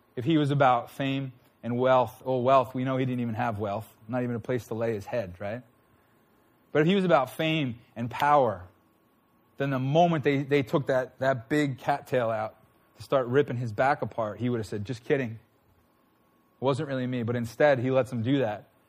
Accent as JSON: {"language": "English", "town": "Huntington Station", "region": "New York", "country": "United States", "tie": "born or raised there", "said": "I was born in Huntington Station"}